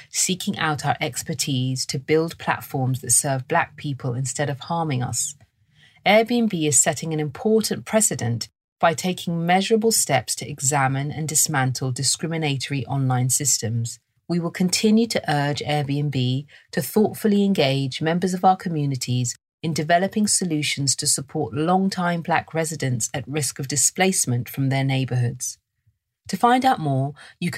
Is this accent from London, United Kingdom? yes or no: yes; London, United Kingdom; I was raised in London and this is my accent